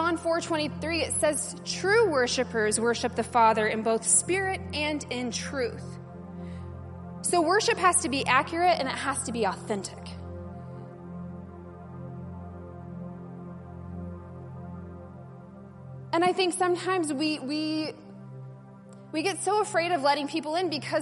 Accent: United States; I'm American

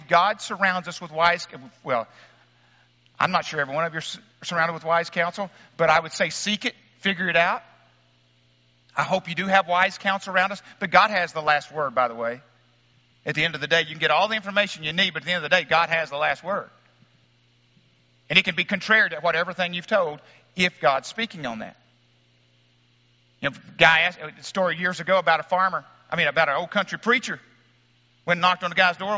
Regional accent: Wickes, Arkansas, United States; moved away; my hometown of Wicks, Arkansas

